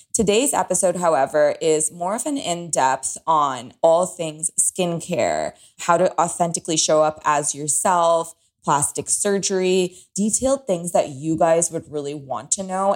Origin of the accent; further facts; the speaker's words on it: Toronto, Ontario, Canada; moved away as an adult; now in Los Angeles, United States; I am from Toronto. I have lived only in walking cities. LA is brand new to me.